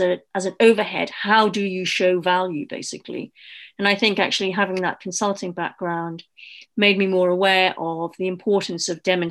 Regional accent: Newcastle upon Tyne, North East England, United Kingdom; moved away as an adult; also born or lived in London; my background was I came from Newcastle

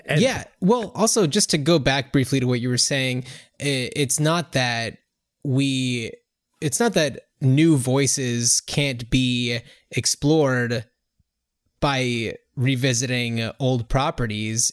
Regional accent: New Jersey, United States; we grew up in New Jersey, uh, not too far outside of New York

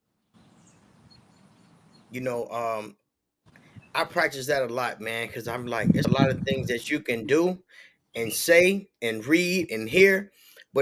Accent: Chicago, Illinois, United States; also born or lived in Peoria, Illinois; I grew up in Chicago

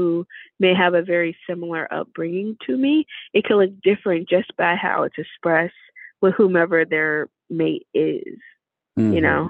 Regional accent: the South, United States; now in Chicago, United States; I'm from the South originally.

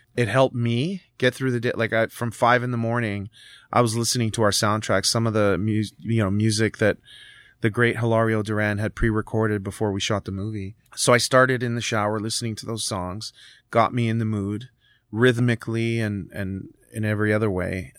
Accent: Canada; also born or lived in Italy (parents); I was born here

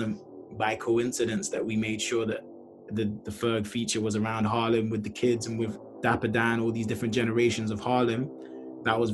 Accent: Nigeria; I'm Black, I'm Nigerian

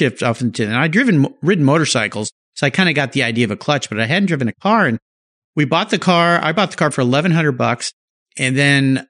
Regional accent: San Diego, California, United States; I was a surfer growing up in San Diego

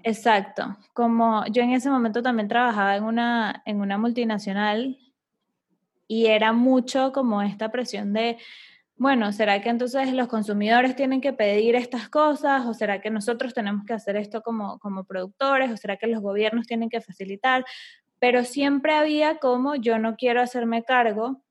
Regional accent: Venezuela; yo soy de Venezuela

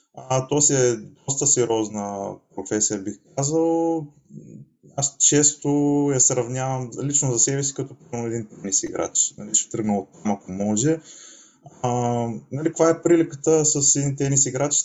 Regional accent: Asenovgrad, Plovdiv Province, Bulgaria; moved away as an adult; also born or lived in Varna; now in Spain; Израснал съм в Асеновград

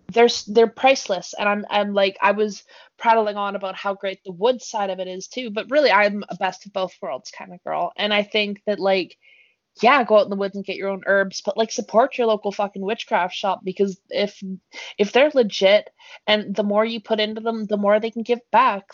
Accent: BC, British Columbia, Canada; moved away; my hometown Jay has 3,000 people in it

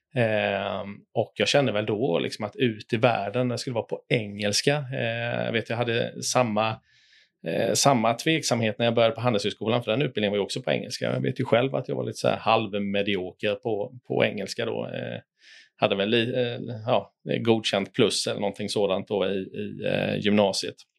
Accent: Tenhult, Jönköping County, Sweden; also born or lived in Lekeryd; Jag kommer från en eh, liten by utanför Jönköping som heter eh, Tenhult. Eh, jag växte upp eh, bredvid Kabefabriken

